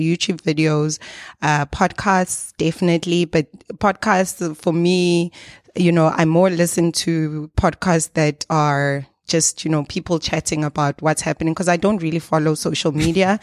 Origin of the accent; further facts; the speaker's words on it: South Africa; we are from South Africa